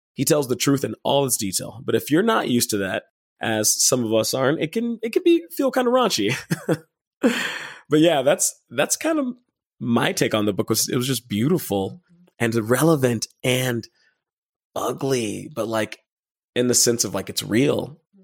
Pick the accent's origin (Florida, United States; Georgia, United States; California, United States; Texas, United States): Texas, United States; Dallas; I am from Dallas, Texas